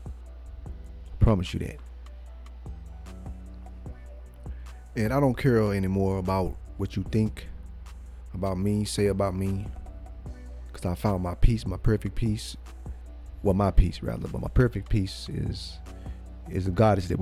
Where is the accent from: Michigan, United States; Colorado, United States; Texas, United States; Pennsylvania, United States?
Texas, United States; Cleveland; I was born in Cleveland, Texas